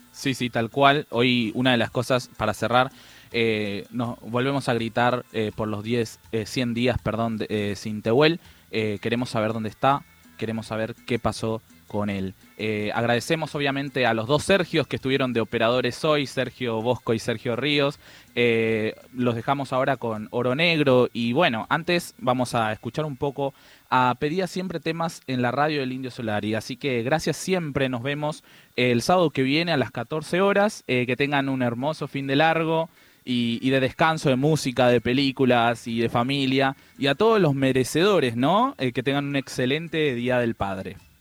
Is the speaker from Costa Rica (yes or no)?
no; Paraguay; now in Buenos Aires, Argentina; soy paraguayo y hablo en guaraní